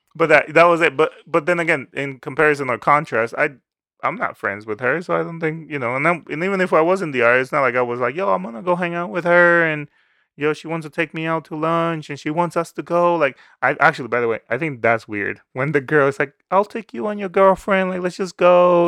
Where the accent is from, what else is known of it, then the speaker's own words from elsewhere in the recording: Dominican Republic; moved away; I grew up in the Dominican Republic